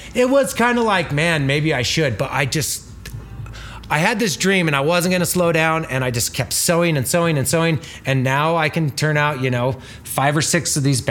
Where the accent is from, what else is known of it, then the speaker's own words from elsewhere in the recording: Craig, Colorado, United States; I was born and raised in Craig